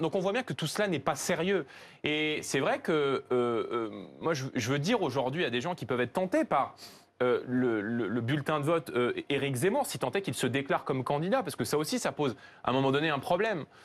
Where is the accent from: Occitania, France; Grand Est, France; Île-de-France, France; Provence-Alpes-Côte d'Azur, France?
Île-de-France, France; Seine-Saint-Denis; dans tous les quartiers où moi j'ai grandi, notamment en Seine-Saint-Denis